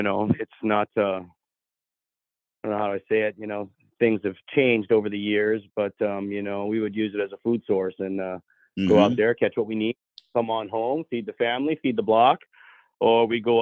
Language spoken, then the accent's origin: English; Hawaii, United States; moved away as an adult; now in Oregon, United States; I spent my first 21 years. I grew up in Hawaii